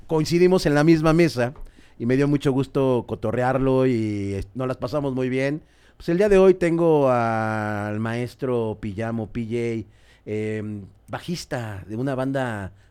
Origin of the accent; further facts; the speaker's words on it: Mexico; sí, soy de Sotelo.